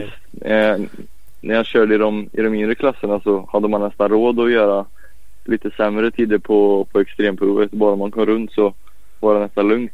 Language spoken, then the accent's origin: Swedish; Falköping, Västra Götaland, Sweden; also born or lived in Piacenza, Italy; jag är uppväxt i, i Farsfäng där